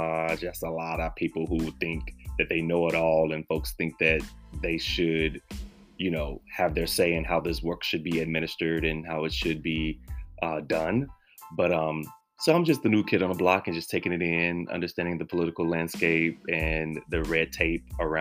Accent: Texas, United States; moved away; I am a Texan and I love my state, my home state

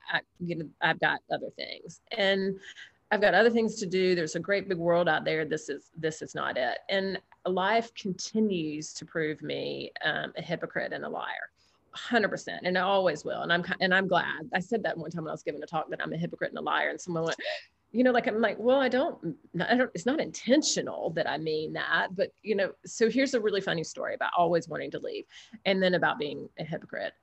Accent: the South, United States; now in Alabama, United States; I'm half Greek and I'm from the South

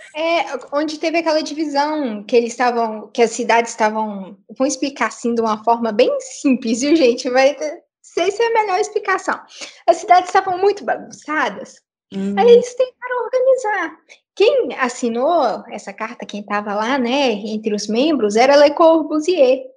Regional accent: Minas Gerais, Brazil; Nós somos mineiras

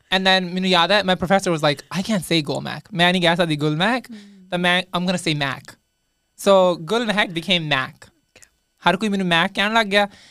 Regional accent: Bhawanigarh, Punjab, India; moved away as an adult; also born or lived in Nabha; now in Toronto, Canada; ਮੇਰਾ ਜਨਮ ਵੈਸੇ ਹੋਇਆ ਸੀ ਜੀ ਨਾਬੇ

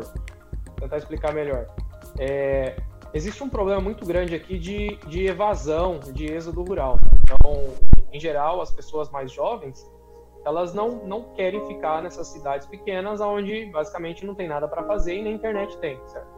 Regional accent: Mato Grosso, Brazil; moved away as an adult; also born or lived in Paraná / Piracicaba, São Paulo; now in Illinois, United States; eu sou paranaense, vivi a maior parte da minha vida no Mato Grosso, na região da BR-163 lá, Sorriso, Sinop

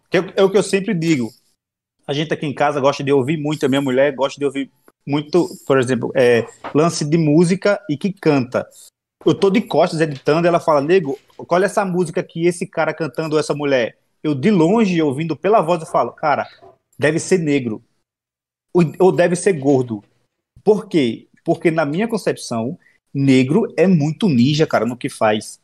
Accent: Northeast Region, Brazil; eu sou do Nordeste

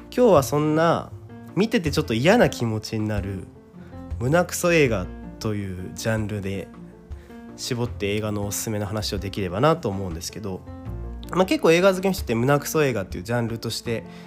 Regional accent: Kawasaki, Kanagawa, Japan; 僕はですね、地元が川崎でし、 地方ではないので、そして今も川崎に住んでいるので

